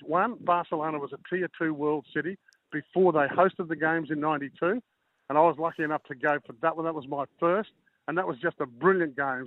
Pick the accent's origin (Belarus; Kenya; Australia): Australia; Queensland; as a Queenslander